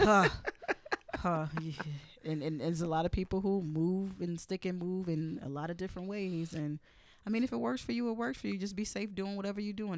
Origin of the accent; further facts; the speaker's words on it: New York City, New York, United States; being in, in, in Brooklyn